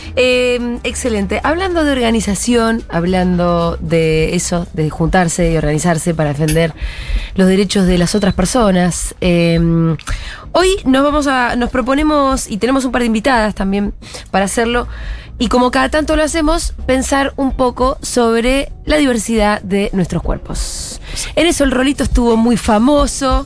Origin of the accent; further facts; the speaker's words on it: Argentina; como argentina